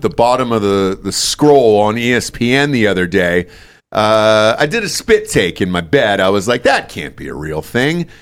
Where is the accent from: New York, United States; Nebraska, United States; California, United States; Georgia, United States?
Georgia, United States; Atlanta; moved away; also born or lived in Los Angeles; I'm from Atlanta, obviously a huge Braves fan, uh, moved to Los Angeles